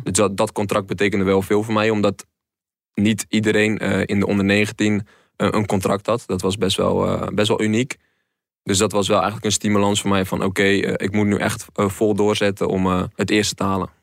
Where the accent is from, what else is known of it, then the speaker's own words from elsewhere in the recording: Netherlands; moved away; also born or lived in North Brabant / Rotterdam; kom uit Dolen en dat ligt ook net tegen de rand van Zeeland aan. Dus je bent ook heel snel weer in Brabant. Scholen heb ik in Brabant gehad en in Rotterdam.